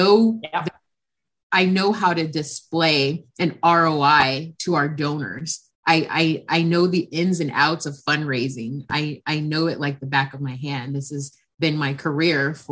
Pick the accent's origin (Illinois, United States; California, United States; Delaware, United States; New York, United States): California, United States; Carson; I'm actually from Los Angeles, California. I'm a second generation. I actually live in a small city called Carson, which is, I'm actually a third generation Carsonian